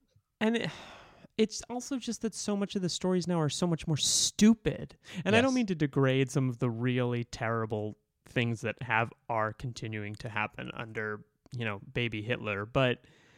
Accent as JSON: {"language": "English", "town": "Boston", "region": "Massachusetts", "country": "United States", "tie": "born or raised there", "said": "I grew up in Boston. I grew up Irish Catholic."}